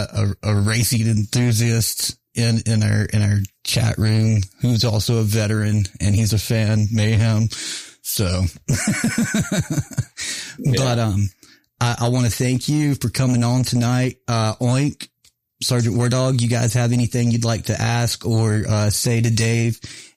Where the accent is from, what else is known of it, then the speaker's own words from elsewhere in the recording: North Carolina, United States; I grew up on Farmington Dragway and Bowman Gray Stadium in North Carolina.